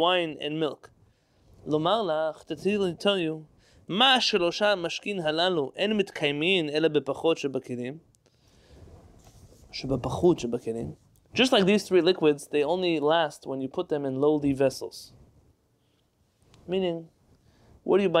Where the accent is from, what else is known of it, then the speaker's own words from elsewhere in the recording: United States; I was born here, I'm proud of being born here, I live here